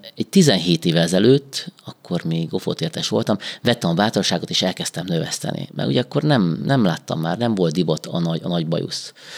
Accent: Ladány, Hungary; moved away as an adult; now in Békéscsaba, Hungary; én ladányban felnőttem, mint az apám fiaként

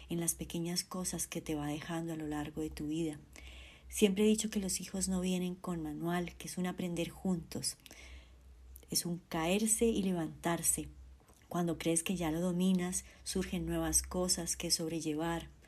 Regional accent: Colombia; soy colombiana y tengo dos hijas.

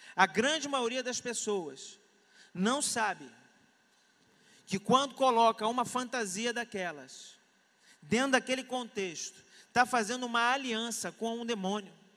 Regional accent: Brazil; Nós somos brasileiros

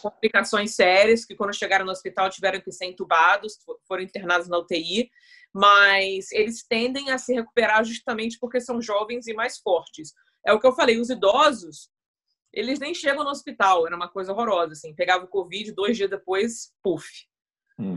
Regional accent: Brazil; now in United Kingdom; como brasileira

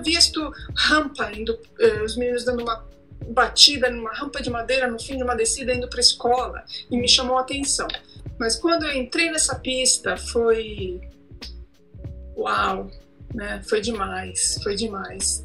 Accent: São Bernardo do Campo, São Paulo, Brazil; sou de São Bernardo do Campo, São Paulo

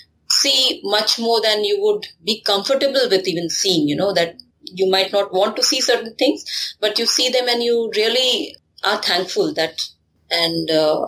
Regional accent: Kanpur, Uttar Pradesh, India; I come from Kanpur, and there, you know, sleeping on the terrace was one of the things that we used to do as children.

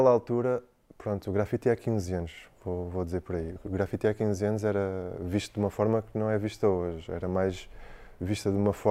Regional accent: Algarve, Portugal; moved away; Eu saí do Algarve cedo. Eu saí do Algarve, deixei a minha mãe cedo.

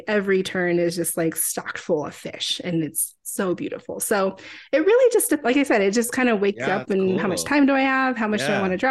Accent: New Mexico, United States; I grew up in New Mexico

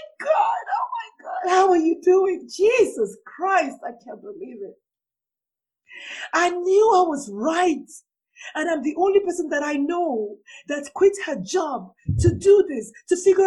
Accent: Nigeria; I'm a Nigerian

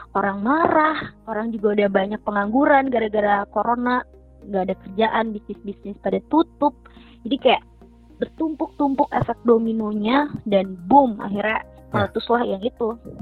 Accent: Lombok, West Nusa Tenggara, Indonesia; moved away; also born or lived in Jakarta, Indonesia; aku bilang dari Lombok

